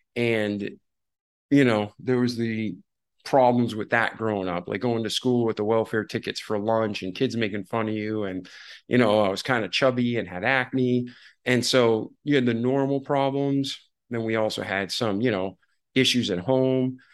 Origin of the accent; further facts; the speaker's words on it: Massachusetts, United States; I was born in Massachusetts